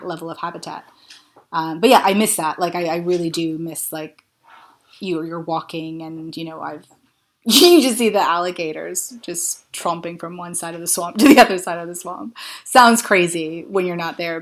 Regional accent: Florida, United States; now in London, United Kingdom; I grew up in Florida

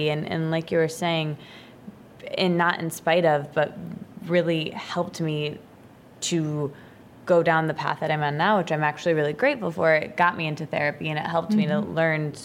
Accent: Midwest, United States; now in New York City, United States; I'm from the Midwest

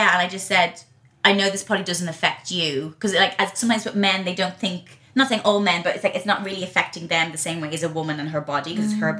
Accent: Ireland; growing up in Ireland, and I went to a convent, and I remember as a kid going past Leinster House

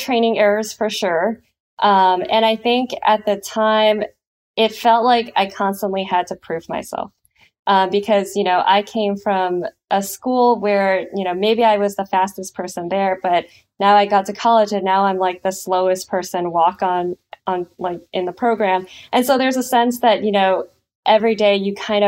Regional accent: San Lorenzo, California, United States; also born or lived in San Diego; I grew up in San Leandro, San Lorenzo to be specific, and that's on the East Bay.

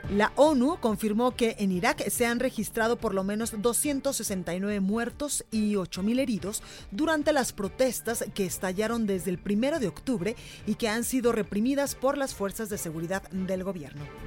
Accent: Guadalajara, Jalisco, Mexico; now in Mexico City, Mexico; en Guadalajara, en mi tierra, en, mi tierra, en la Perla Tapatía

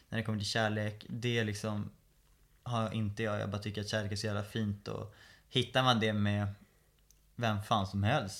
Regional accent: Stockholm, Stockholm County, Sweden; Flyttade till Skarpnäck, växte upp där

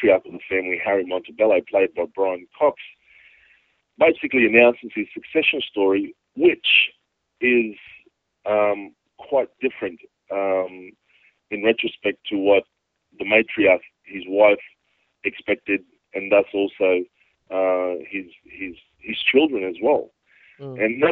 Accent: Cairns, Queensland, Australia; also born or lived in Torres Strait Islands; I grew up in Cairns and in the Torres Straits as well

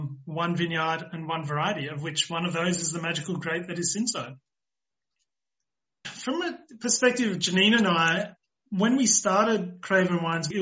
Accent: Australia; now in South Africa; I'm the Australian side

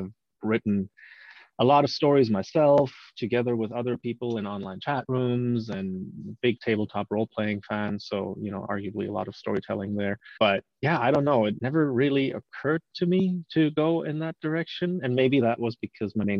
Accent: Germany; moved away; I'm from Germany originally. We obviously have a very, very rich fairy tale culture back there

